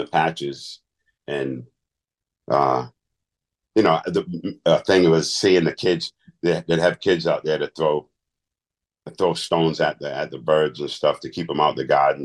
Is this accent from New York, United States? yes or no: no; Providence, Rhode Island, United States; also born or lived in Peace Dale, Rhode Island; I was born in Providence